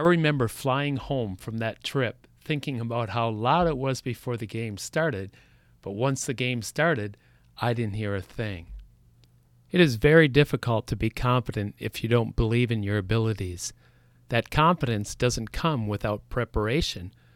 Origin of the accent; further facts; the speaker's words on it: Saint Joseph, Minnesota, United States; I grew up in Saint Joseph, Minnesota